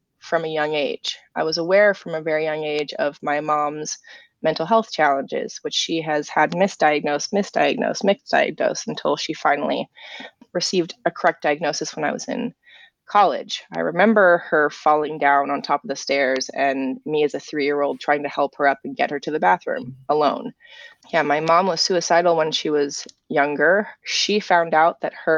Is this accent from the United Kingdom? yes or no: yes; England, United Kingdom; now in United States; growing up in England, I grew up with a different sense of history than a lot of Americans do.